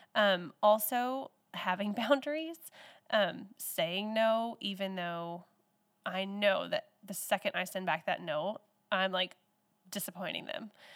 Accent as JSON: {"language": "English", "region": "Texas", "country": "United States", "tie": "born or raised there", "moved": "as an adult", "lives_now": "Newell, United States", "said": "I grew up in Texas and moved here in two thousand eleven, so I've been here for ten years."}